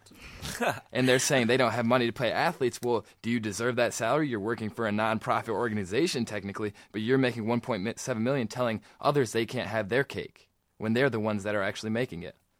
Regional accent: Michigan, United States; we're from Michigan

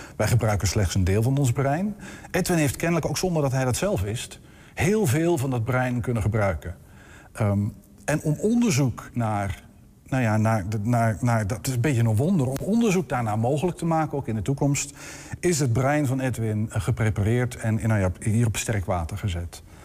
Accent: area of Hoogeveen, Drenthe, Netherlands; moved away; de streek waar ik opgegroeid ben, in eh, de omgeving van Hoop, Veen, dat is plat verkaveld land

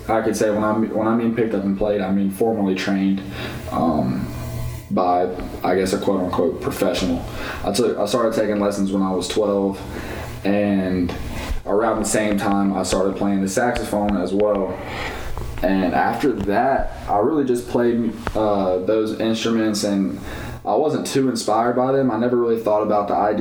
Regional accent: Greensboro, North Carolina, United States; I was born in the country and then I grew up in Greensboro, so I grew up in the city

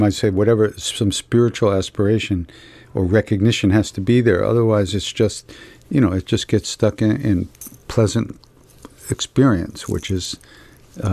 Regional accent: Long Island, New York, United States; I'm from Long Island, you know. I grew up in the 60s

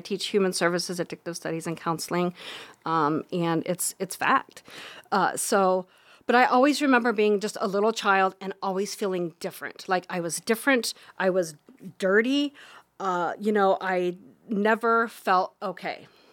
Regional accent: Harlan, Iowa, United States; also born or lived in Council Bluffs, Iowa; I was born in Harlan, Iowa. I'm a small town girl

